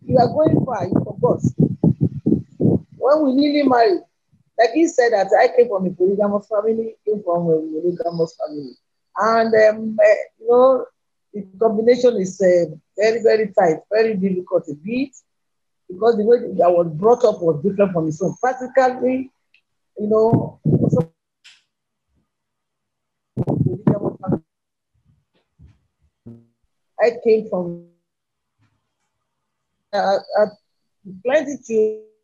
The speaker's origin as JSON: {"language": "English", "town": "Ilesa", "region": "Osun", "country": "Nigeria", "said": "I came from Ilesha."}